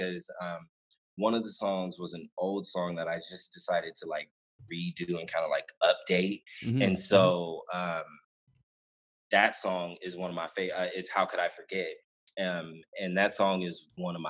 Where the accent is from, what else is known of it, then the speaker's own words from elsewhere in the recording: San Jose, California, United States; now in Stockton, United States; I grew up in San Jose